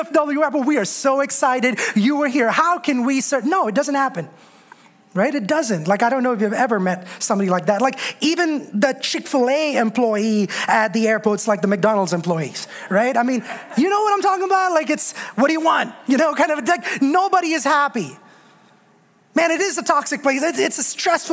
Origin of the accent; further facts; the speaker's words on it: India; moved away; Growing up in India, we had this passion for all things God